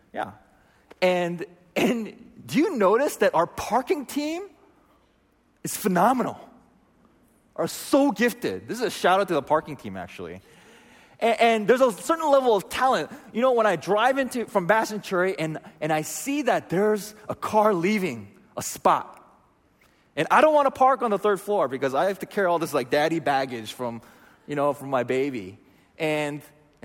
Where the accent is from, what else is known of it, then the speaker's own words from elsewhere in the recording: San Diego, California, United States; I grew up in inland North County, San Diego